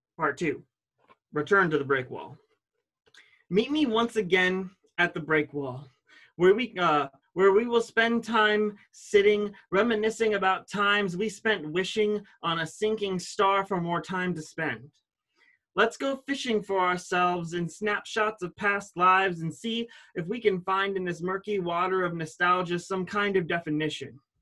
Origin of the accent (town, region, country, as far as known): Ashtabula, Ohio, United States; born or raised there